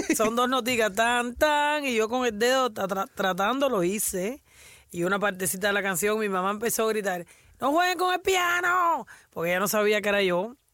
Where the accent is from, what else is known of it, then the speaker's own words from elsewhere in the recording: Havana, Cuba; La Habana, que fue donde yo nací